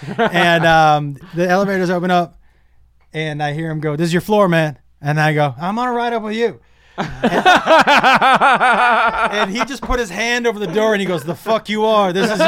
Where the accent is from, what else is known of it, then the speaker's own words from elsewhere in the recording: Massachusetts, United States; I grew up in Massachusetts in a small little town in Western Mass. And so we were all friendly.